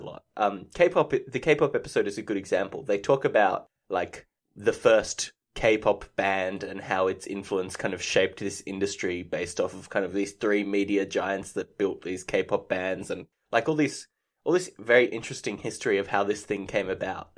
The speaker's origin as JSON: {"language": "English", "country": "Australia", "said": "I'm Australian"}